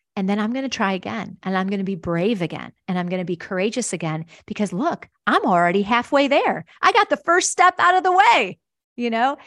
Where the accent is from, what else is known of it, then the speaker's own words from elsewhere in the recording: Wisconsin, United States; I grew up in Wisconsin, actually, a little town between Milwaukee and Chicago on Lake Michigan